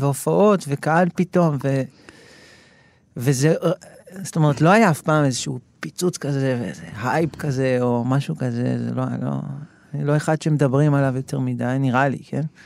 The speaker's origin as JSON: {"language": "Hebrew", "town": "Ra'anana", "region": "Central District", "country": "Israel", "tie": "born or raised there", "moved": "as an adult", "lives_now": "Tel Aviv, Israel", "said": "גדלתי ברעננה, ואחרי זה כבר אה, בגיל 21, אני חושב, כבר עברתי לתל אביב"}